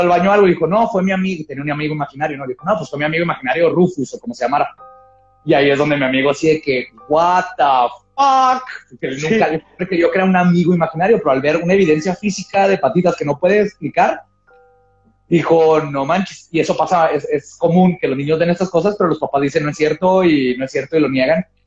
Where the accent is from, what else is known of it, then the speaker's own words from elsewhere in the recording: northern border, Mexico; first language Spanish and English; acá en la frontera. Por ejemplo, yo que crecí viendo tele en inglés, porque aquí en la tele abierta este, tenemos más canales en inglés que no, que en español.